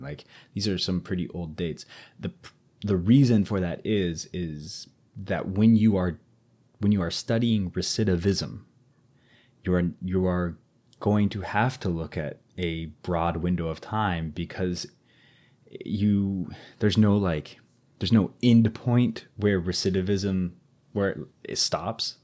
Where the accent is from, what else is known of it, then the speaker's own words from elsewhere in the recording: United States; first language English; I'm very American